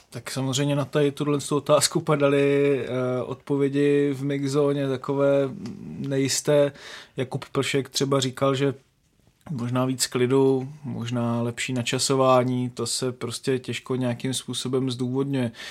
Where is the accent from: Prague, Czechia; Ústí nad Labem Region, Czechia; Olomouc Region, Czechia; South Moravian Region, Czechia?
Olomouc Region, Czechia; Haná; Já jsem z Hané